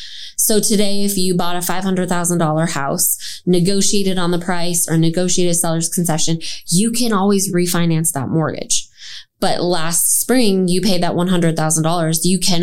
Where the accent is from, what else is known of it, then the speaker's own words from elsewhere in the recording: Minneapolis, Minnesota, United States; now in Texas, United States; I'm from Minneapolis.